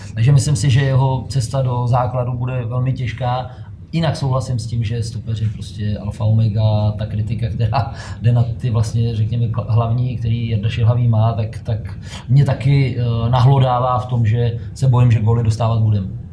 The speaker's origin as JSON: {"language": "Czech", "country": "Czechia", "said": "jsme my Češi"}